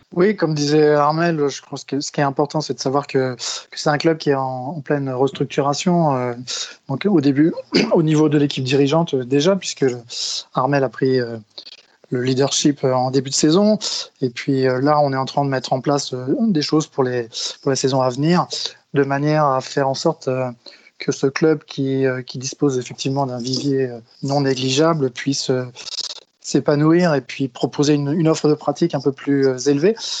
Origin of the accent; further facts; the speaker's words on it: Brittany, France; moved away; also born or lived in Paris region; je suis originaire de Bretagne, donc j'ai plutôt joué là-bas quand j'étais jeune.